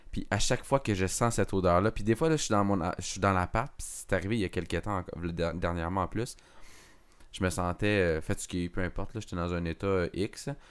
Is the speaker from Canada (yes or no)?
yes; Montebello, Quebec, Canada; je, suis, natif, dans le fond, de l'Outaouais, dans le fond, pour les gens qui ne savent pas, je viens de, de Montebello